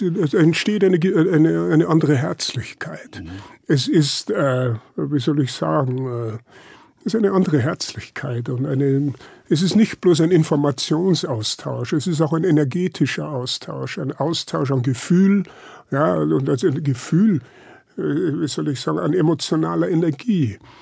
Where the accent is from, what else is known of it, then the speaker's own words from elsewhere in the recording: Lower Bavaria, Germany; moved away; Ich bin ja äh, auf dem Land aufgewachsen